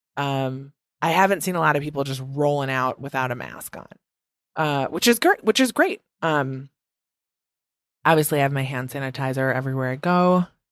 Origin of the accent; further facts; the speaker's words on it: Midwest, United States; accent: Midwest; now in New York City, United States; my Midwest accent is back in full effect.